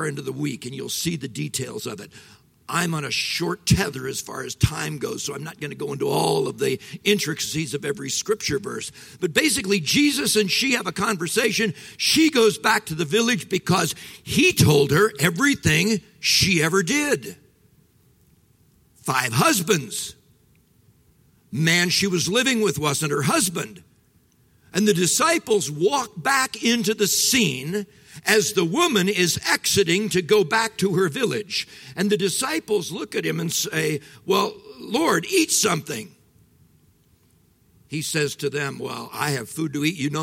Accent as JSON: {"language": "English", "region": "Midwest", "country": "United States", "said": "I'm from the Midwest"}